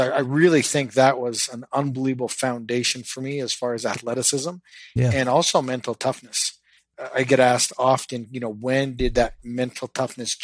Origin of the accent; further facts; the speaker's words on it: Canada; I grew up in Canada